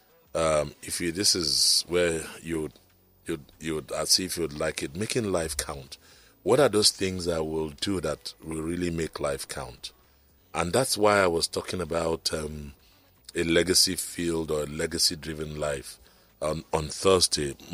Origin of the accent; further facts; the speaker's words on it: Lagos, Nigeria; I was born in Lagos, Island Maternity here